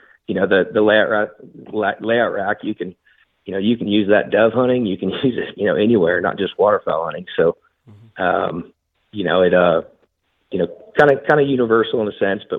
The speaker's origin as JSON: {"language": "English", "region": "Nebraska", "country": "United States", "tie": "born or raised there", "said": "Man, so growing up in Nebraska, I still hunt a lot up there. I still have access to a lot of land."}